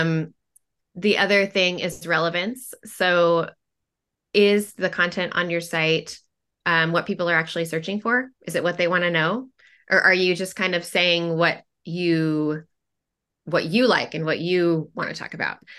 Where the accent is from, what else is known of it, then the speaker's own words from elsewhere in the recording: Portland, Oregon, United States; I am from Portland, Oregon, and, um, lived there most of my life.